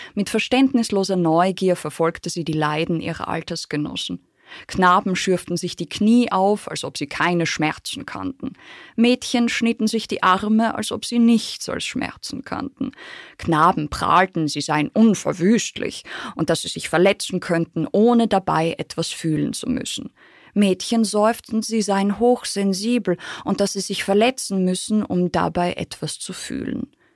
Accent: Austria; ich würde sagen, ich bin Österreicherin

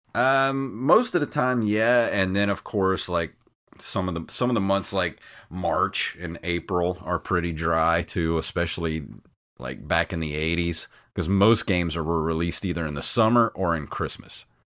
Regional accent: the South, United States; accent: Southern; I am from the South, so I will toss out random y'alls, shugs, and huns

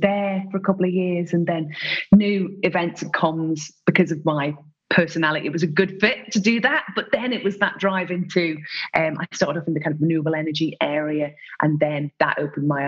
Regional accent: Isle of Man; also born or lived in Ireland; I was born in Ireland and brought up in the Isle of Man

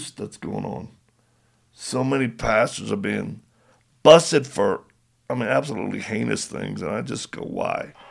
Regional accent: Louisiana, United States; moved away; also born or lived in California; Went back to my home state.

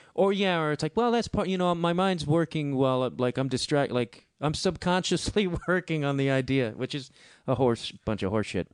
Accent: Chicago, Illinois, United States; it's my hometown

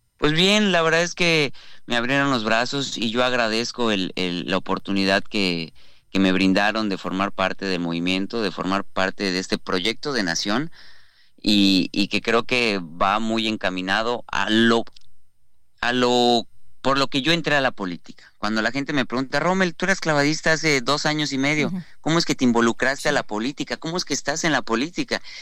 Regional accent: Yucatán, Mexico; somos los yucatecos

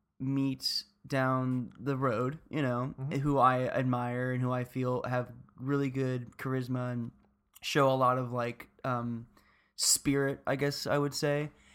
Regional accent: Florida, United States; I'm from Florida, so don't get me wrong. I'm not trying to say like, why do you got to bring the stank? I come from a town where people ridicule every single day. People hate Florida, and I grew up there, and I love it.

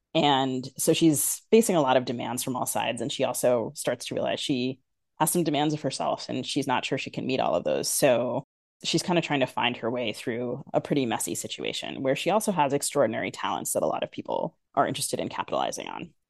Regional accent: United States; accent: very American; I'm American, as your listeners can hear, very American, but I also, I'm because I'm Sri Lankan and I'm Tamil

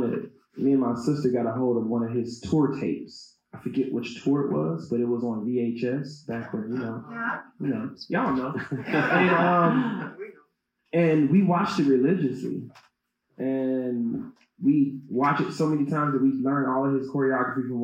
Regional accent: Memphis, Tennessee, United States; also born or lived in Chicago, Illinois; once I moved to Memphis, Tennessee at that young age

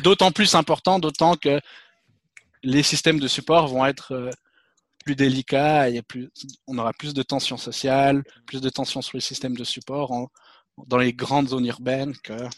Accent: Switzerland; je suis suisse

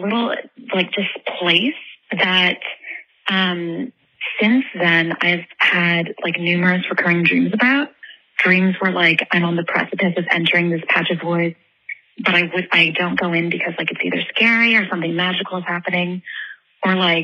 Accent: New Brunswick, Canada; I grew up in Canada, in New Brunswick, on the East Coast.

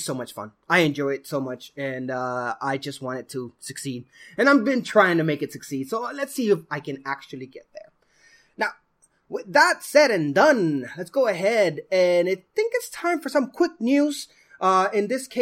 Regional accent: Puerto Rico; moved away; Puerto Rico, my homeland, my hometown

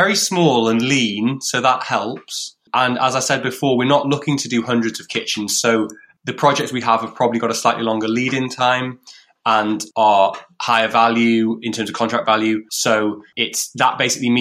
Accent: near Chester, North West England, United Kingdom; now in Liverpool, United Kingdom; We grew up near Chester, so we have family ties here as well

